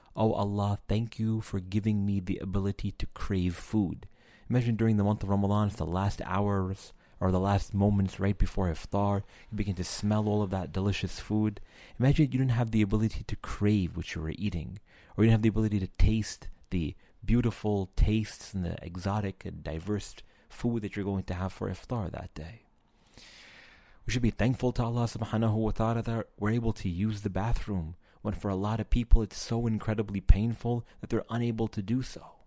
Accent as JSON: {"language": "English", "town": "New York City", "region": "New York", "country": "United States", "said": "I'm from New York City"}